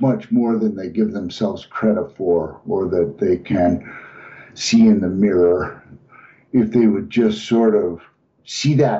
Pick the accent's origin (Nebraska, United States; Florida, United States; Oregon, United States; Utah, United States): Utah, United States; Salt Lake City; now in Colorado, United States; I'm originally from the Salt Lake City area, but I'm now in Colorado